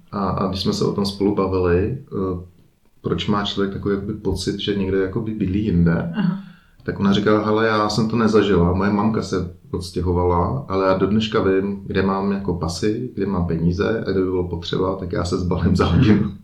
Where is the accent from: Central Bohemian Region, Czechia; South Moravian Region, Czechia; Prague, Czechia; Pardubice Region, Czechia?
Prague, Czechia; moved away as an adult; now in Liechtenstein; jsme Pražáci